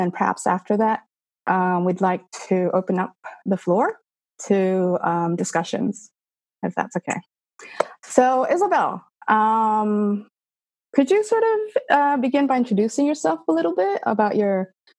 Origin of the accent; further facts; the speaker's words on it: Canada; born there; And I suppose I was born in Canada. Legally Canadian, et cetera, et cetera.